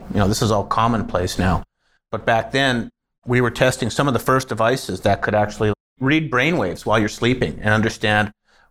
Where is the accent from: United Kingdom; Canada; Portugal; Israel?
Canada; now in Colorado, United States; See? I'm from Canada. We do a little cheese and gravy up there with some poutine.